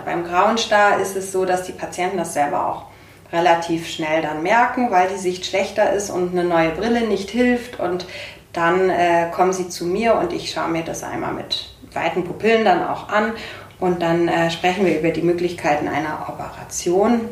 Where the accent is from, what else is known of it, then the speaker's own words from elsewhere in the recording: Bremen, Germany; now in Munich, Germany; Ich komme, äh, ursprünglich gebürtig aus Bremen